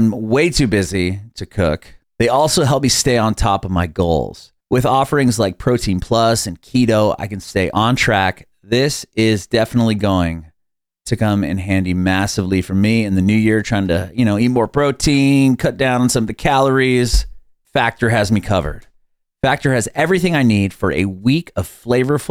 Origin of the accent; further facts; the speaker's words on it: San Diego, California, United States; moved away as an adult; now in Nashville, United States; I'm from San Diego. I only moved to Nashville about 3 years ago. So I know it's like, you know, growing up next to the ocean